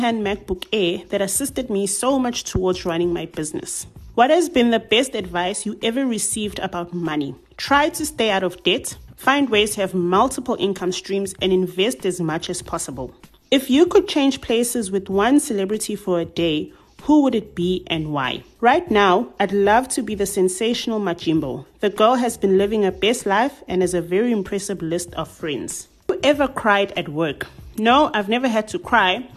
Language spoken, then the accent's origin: English; Durban, KwaZulu-Natal, South Africa; I'm a 29-year-old young woman born and bred in Durban